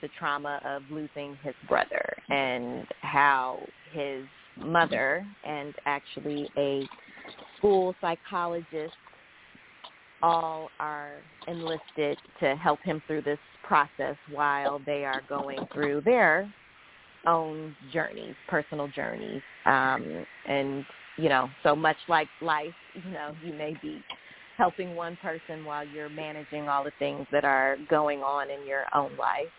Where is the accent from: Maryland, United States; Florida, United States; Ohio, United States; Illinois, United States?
Illinois, United States; Chicago; moved away as an adult; also born or lived in San Francisco Bay Area; now in New York, United States; I was born and raised in Chicago, but I haven't lived in Chicago since after graduating from college.